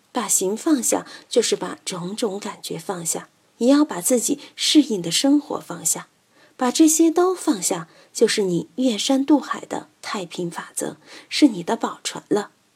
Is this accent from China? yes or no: yes; China; 我们中国人把死看得很隆重， 就很麻烦